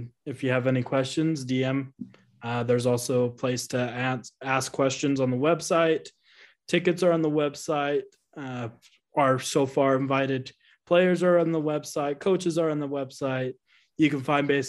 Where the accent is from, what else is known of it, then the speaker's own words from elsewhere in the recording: Utah, United States; Growing up in Utah